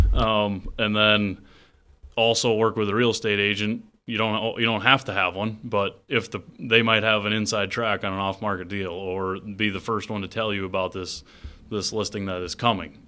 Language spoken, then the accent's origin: English; Worthington, Iowa, United States; I grew up just outside of Worthington, Iowa.